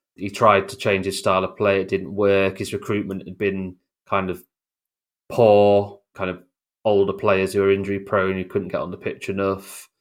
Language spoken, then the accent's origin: English; York, Yorkshire and the Humber, United Kingdom; also born or lived in Oxford; I was born in Oxford, but, uh, when I was about, I don't know, one, one and a half, we actually moved up to York